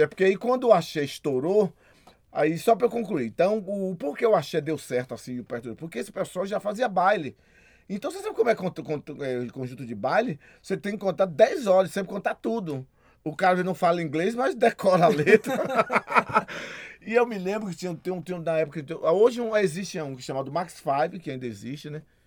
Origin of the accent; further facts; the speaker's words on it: Salvador, Bahia, Brazil; como eu morava na Liberdade, eu nasci lá no Pé do Vaz